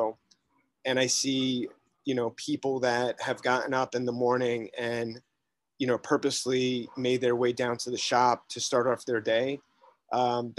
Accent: New York City, New York, United States; I grew up in Greenwich Village, specifically in Soho, in the 70s and 80s.

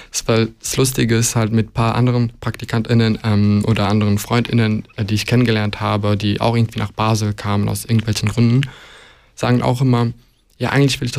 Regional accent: Luxembourg; ich bin in Luxemburg ja geboren und aufgewachsen tatsächlich. Ähm, und ich bin dann jeden Sommer bis, glaube ich, zum 18. Lebensjahr, glaube ich, ähm, jeden Sommer nach Montenegro gefahren

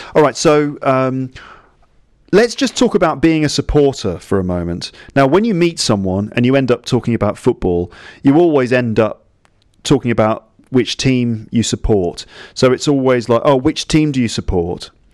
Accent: London, United Kingdom; I grew up in London

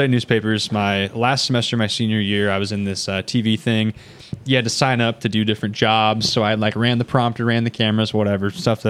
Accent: Huntingburg, Indiana, United States; also born or lived in Evansville, Indiana / Muncie, Indiana; Well, I'm from Huntingburg, so a local guy. I live in Evansville now.

